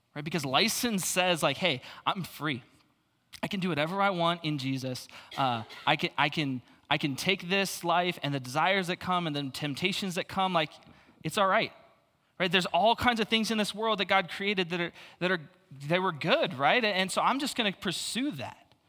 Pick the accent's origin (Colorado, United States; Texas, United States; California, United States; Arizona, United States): Arizona, United States; Phoenix; I grew up in Phoenix, though, so I'm super used to the suicide lanes